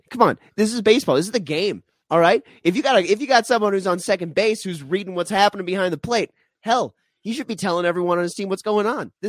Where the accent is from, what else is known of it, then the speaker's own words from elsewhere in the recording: Denver, Colorado, United States; my hometown Nuggets